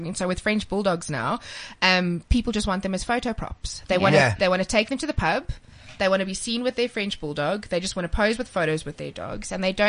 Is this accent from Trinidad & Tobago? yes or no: no; South Africa; I'm South African Scottish.